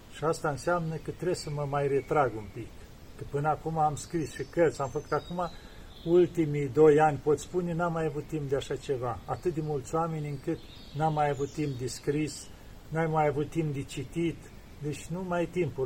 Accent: Romania; now in Mount Athos, Greece; eu sunt român

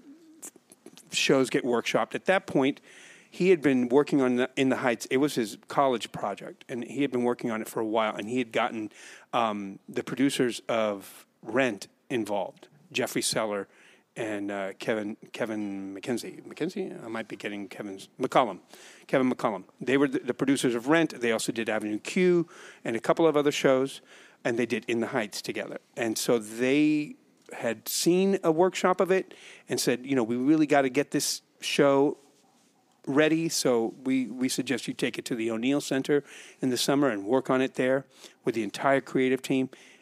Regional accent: Puerto Rico; moved away; Born and raised in Puerto Rico

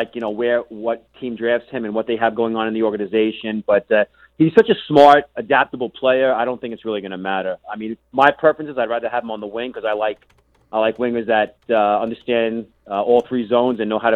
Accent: United States; being an American, I've basically left my country in the dust

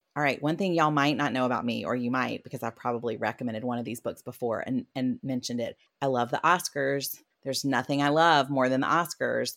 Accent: South Carolina, United States; I am from South Carolina

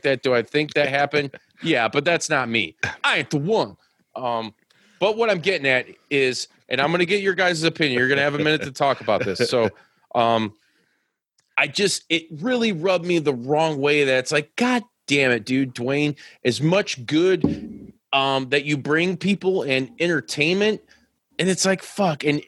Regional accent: United States; I'm fucking American

